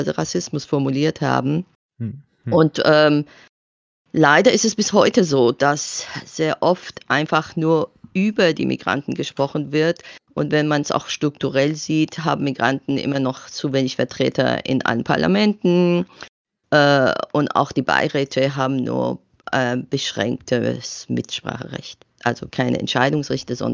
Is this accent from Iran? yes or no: yes; Iran; now in Bamberg, Germany; Ich glaube, ich bin mittlerweile tatsächlich ähm, Bambergerin, die aus dem Iran stammt weil ich tatsächlich die größere Hälfte me äh, äh, meines Lebens äh, hier in Bamberg verbracht habe